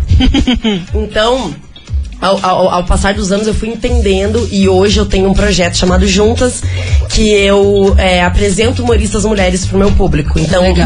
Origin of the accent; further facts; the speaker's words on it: Curitiba, Paraná, Brazil; now in São Paulo, Brazil; a minha cidade, eu estou voltando pra minha terra